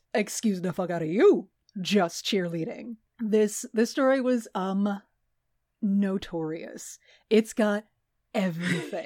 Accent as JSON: {"language": "English", "region": "Texas", "country": "United States", "tie": "born or raised there", "said": "we both grew up in Texas"}